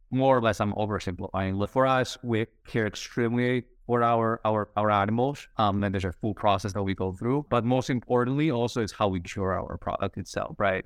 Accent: Spain; moved away as an adult; also born or lived in United States; growing up in Spain

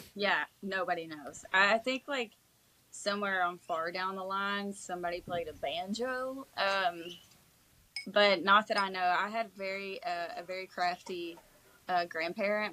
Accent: East Kentucky, United States; moved away as an adult; now in Tennessee, United States; I hadn't been born and raised in in East Kentucky

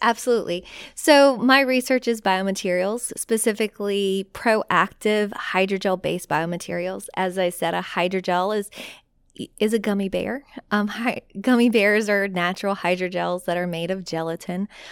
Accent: South Louisiana, United States; I am from South Louisiana

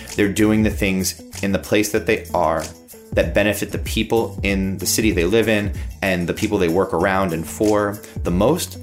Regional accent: United States; as an American music director

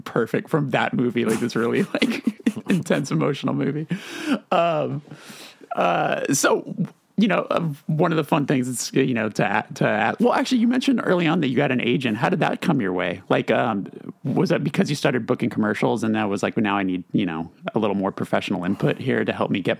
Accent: Burbank, California, United States; That's my hometown right there.

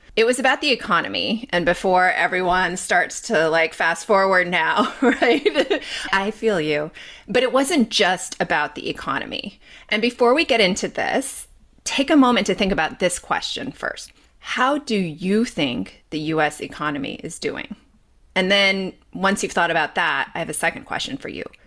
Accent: Los Angeles, California, United States; also born or lived in Bay Area, California; I grew up in Los Angeles

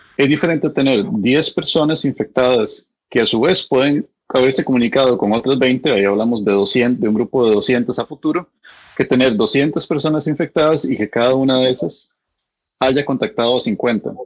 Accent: Costa Rica; now in United States

